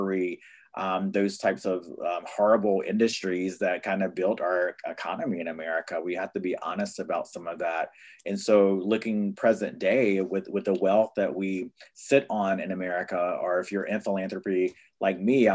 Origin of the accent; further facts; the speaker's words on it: North Carolina, United States; now in Brooklyn, United States; my people, I'm from the Lummi tribe in North Carolina